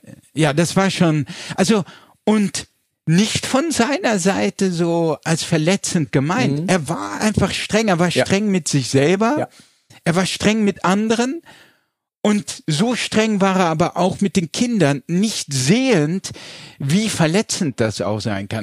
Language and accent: German; Landau, Rhineland-Palatinate, Germany; Wir kommen aus der Pfalz, mhm. ich bin in Landau in der Pfalz geboren